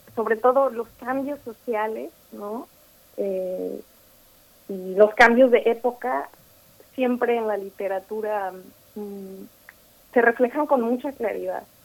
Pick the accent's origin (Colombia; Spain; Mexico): Mexico; now in New York, United States; Como mexicana